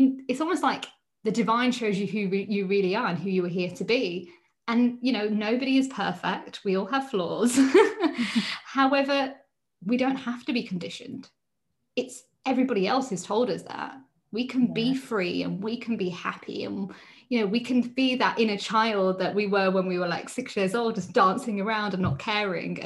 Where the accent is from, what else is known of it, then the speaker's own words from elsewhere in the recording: United Kingdom; being Indian, however, I grew up in the UK